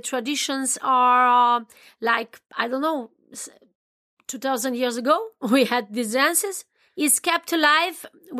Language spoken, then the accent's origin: English; Oltenia, Romania; English is a second language; I'm born in Romania, and I was raised in Oltenica, dancing like in hot Africa. My blood flows from Balkania.